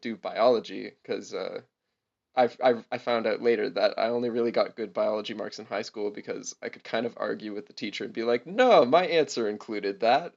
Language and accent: English; Guelph, Ontario, Canada; also born or lived in Hamilton, Canada; my hometown of Guelph